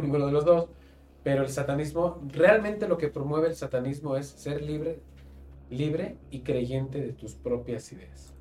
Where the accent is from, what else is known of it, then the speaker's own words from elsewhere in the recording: Mexico; somos nosotros los mexicanos